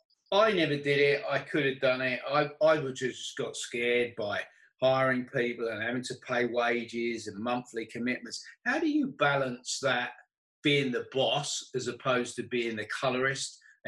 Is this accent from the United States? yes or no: no; London, United Kingdom; So when I grew up in London, and I grew up not that far from Hackney